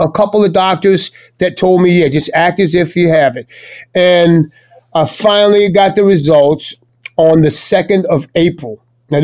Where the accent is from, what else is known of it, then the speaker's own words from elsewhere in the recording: New Orleans, Louisiana, United States; Born and raised right up there